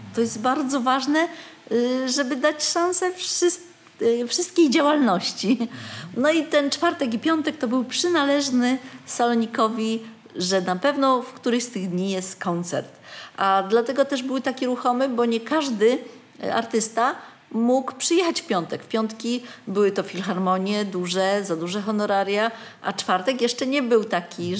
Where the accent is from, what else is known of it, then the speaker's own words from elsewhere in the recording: Wrocław, Lower Silesian Voivodeship, Poland; moved away as an adult; now in Oborniki Śląskie, Poland; byłam rodowitą wrocławianką